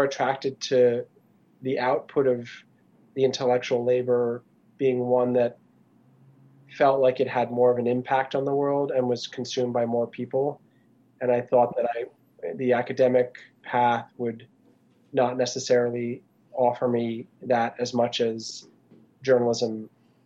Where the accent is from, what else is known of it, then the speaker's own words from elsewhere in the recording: Washington, District of Columbia, United States; I'm speaking to you from Washington, D.C., which is where I was born and raised and where I live now.